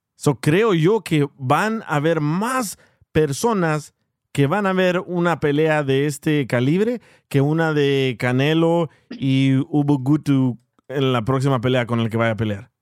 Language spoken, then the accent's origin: Spanish; El Salvador; now in United States; soy salvadoreño